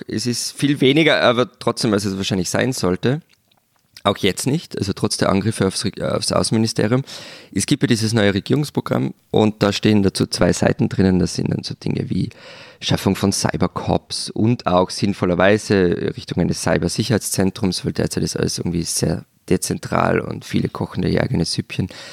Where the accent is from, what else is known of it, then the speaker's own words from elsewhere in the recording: Austria; bei uns